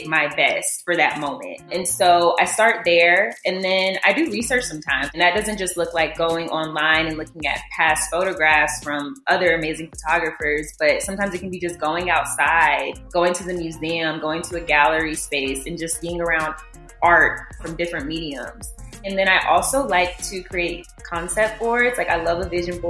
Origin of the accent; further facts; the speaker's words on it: Columbia, South Carolina, United States; moved away as an adult; now in Dallas, United States; I'm originally from Columbia, South Carolina